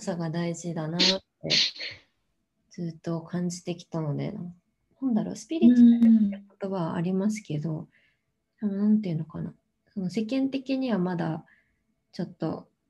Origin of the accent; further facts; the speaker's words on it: Tokyo, Japan; 私は東京生まれで今も東京に住んでるんですけど